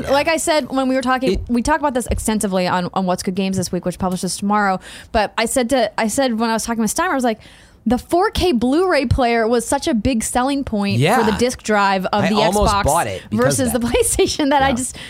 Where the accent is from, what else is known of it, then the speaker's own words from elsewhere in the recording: Fargo, North Dakota, United States; You know, but I think about my hometown in Fargo, North Dakota, and you have to live in the right neighborhood to get the right access.